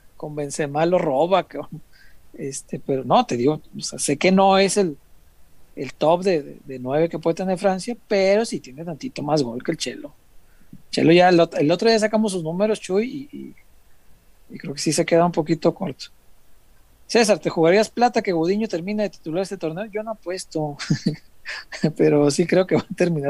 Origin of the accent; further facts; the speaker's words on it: Guadalajara, Jalisco, Mexico; soy tapatío